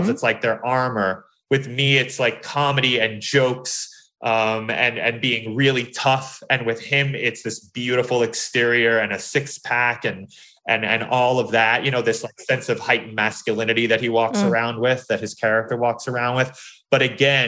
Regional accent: New York City, New York, United States; I grew up in New York City

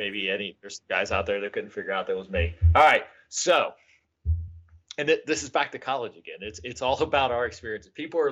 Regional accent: Cincinnati, Ohio, United States; I grew up in Cincinnati.

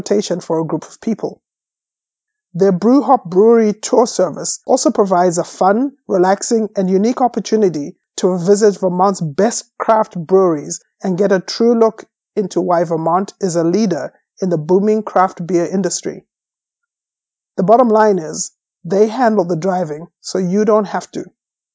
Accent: Zimbabwe; Growing up in Zimbabwe, I was surrounded by family that was actively involved in politics

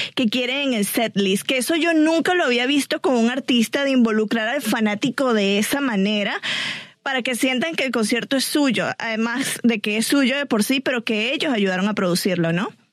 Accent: Venezuela; yo como venezolana

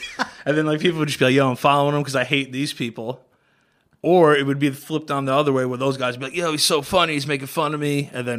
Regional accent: Queens, New York, United States; I'm from Queens.

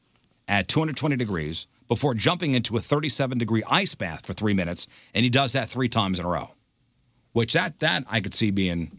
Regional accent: Missouri, United States; I grew up in South County.

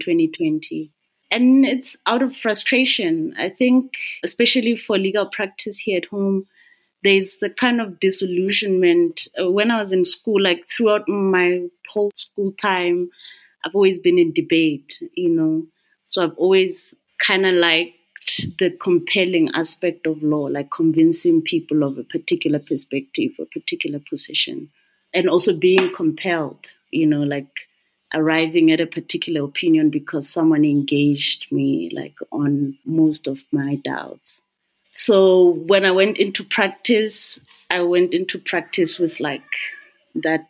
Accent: Maseru, Maseru District, Lesotho; I'm from Maseru

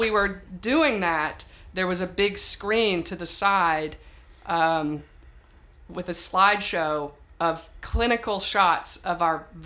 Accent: Myrtle, Tennessee, United States; I moved there from Tennessee, Myrtle, Tennessee, and um, trained at Second City.

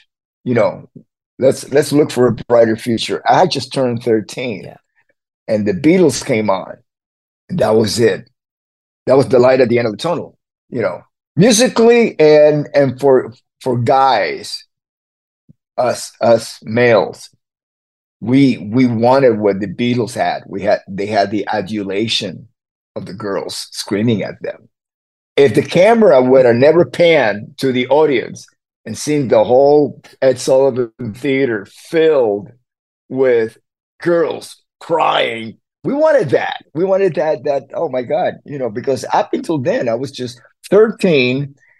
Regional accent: Havana, Cuba; When I was growing up in Havana, it was all mixed. Everybody lived together. We're all Cubans.

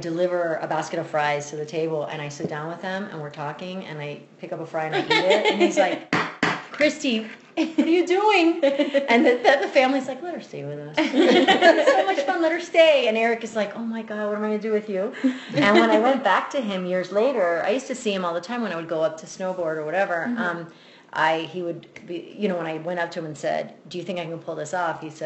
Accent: Miami, Florida, United States; moved away as an adult; now in Denver, United States; I was born in Miami, but Cuban American, consider myself Cuban even though I was raised here in the States. Raised very Cuban by my family. Grandparents are from Cuba, my parents are from Cuba, and lucky enough, I was raised in Miami

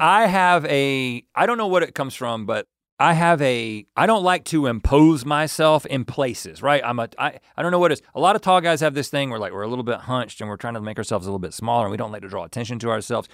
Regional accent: South Georgia, United States; I'm from South Georgia

